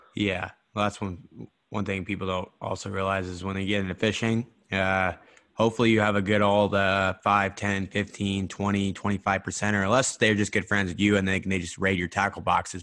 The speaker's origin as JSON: {"language": "English", "region": "Idaho", "country": "United States", "moved": "yes", "lives_now": "Scottsdale, United States", "said": "I'm from Idaho."}